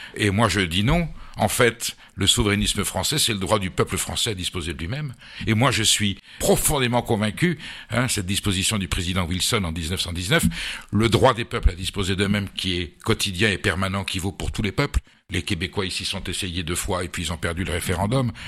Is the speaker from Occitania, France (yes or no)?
no; Basque Country, Nouvelle-Aquitaine, France; also born or lived in Boulogne-Billancourt; je suis basque et on vivait au Pays Basque. Mes parents devaient séjourner à ce moment-là en région parisienne